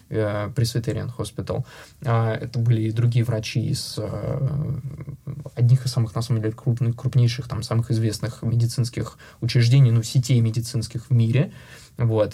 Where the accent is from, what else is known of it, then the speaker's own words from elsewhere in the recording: Russia; moved away; я единственный а, россиянин, сооснователь э, в нашей компании